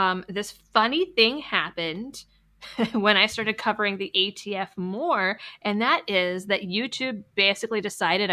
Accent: Massachusetts, United States; moved away; I'm originally from Massachusetts.

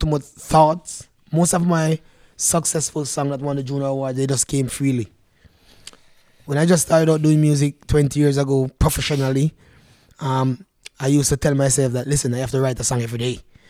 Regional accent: Canada; And I said, no, I'm from Canada.

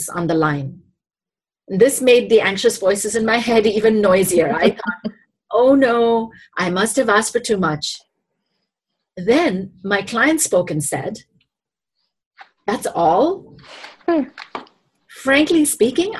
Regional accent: India; moved away as an adult; now in United States; sponsored me to come to the US and continue my education from growing up in India

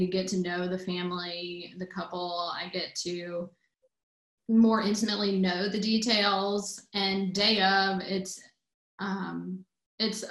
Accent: Newnan, Georgia, United States; I grew up in Noonan, Georgia, which is about 40 minutes south of the city on off I-85

